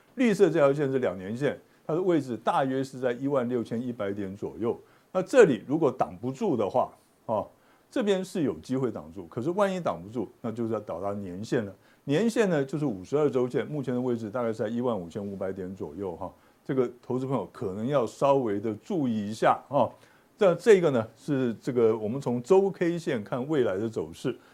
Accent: Taiwan; 这是我们台湾人最会的

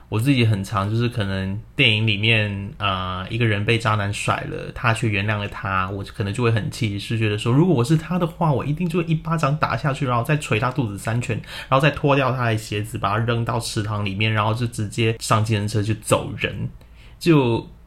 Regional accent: Hong Kong; now in Taiwan; 我们住在亚洲嘛， 我现在住在台湾 而且我在香港的房子非常小

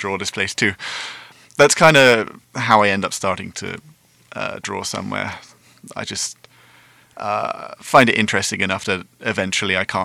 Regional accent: England, United Kingdom; moved away as an adult; now in Taiwan; I'm from quite a small town. It was a choice of either move to London or stay in that town

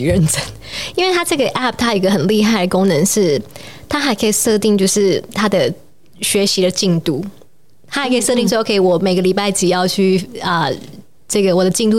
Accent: Taiwan; 我其实就是土生土长大的台湾的孩子，

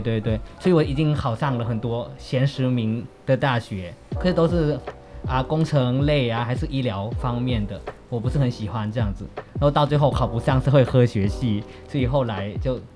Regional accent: Chiang Mai, Thailand; first language Northern Thai (Chiang Mai dialect); Chinese is a second language; moved away as an adult; now in Hualien, Taiwan; 我来台湾读了大学四年这样子，那我之前就，呃，从小到大在泰国长大

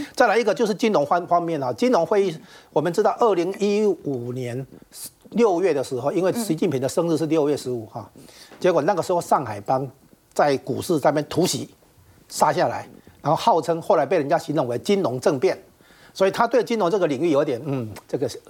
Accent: Taiwan; 我们台湾这边

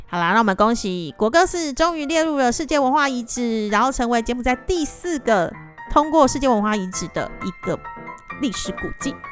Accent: Taiwan; now in Cambodia; 我们在这边工作这么久的台湾人

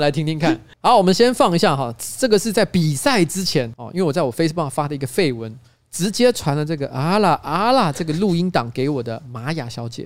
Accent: Taiwan; 我跟他说台湾

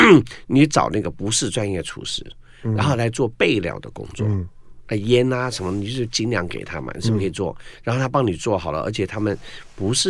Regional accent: Guangdong, China; 我们老广，

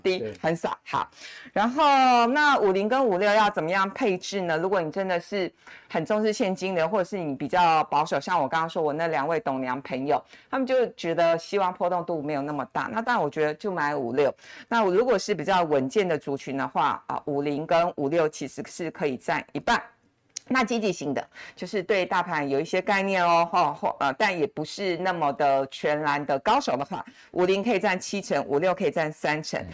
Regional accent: Taiwan; 我们台湾人就是肯拼

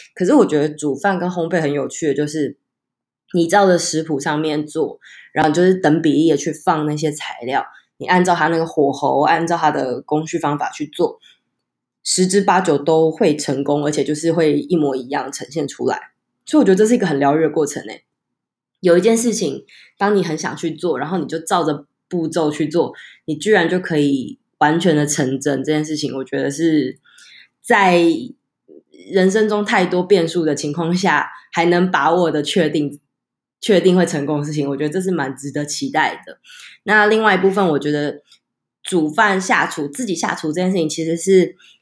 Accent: Taichung, Taiwan; 因为我是台中人，台中人就一定要骑摩托车

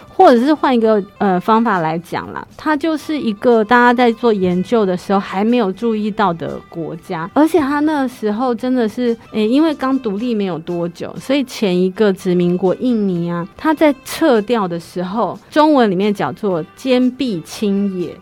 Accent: Kaohsiung, Taiwan; also born or lived in Chiayi / Taipei; 所以我就被送去凤山给爷爷奶奶带

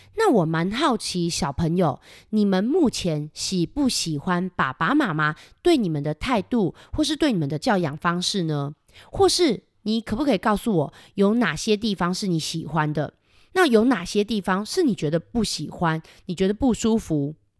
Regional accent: Kaohsiung, Taiwan; 我们高雄真是一个很棒的城市，我非常的喜欢

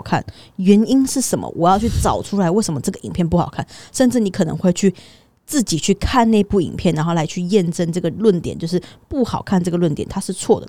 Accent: Taiwan; 以我就是一个土生土长的台湾人，然后我去国外这样子的经验

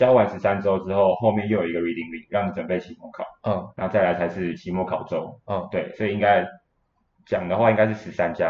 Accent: Taiwan; 去找中国人，但是我台湾人应该没有这种，

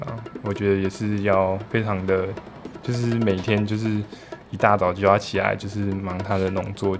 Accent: Taichung, Taiwan; 我是台中人。

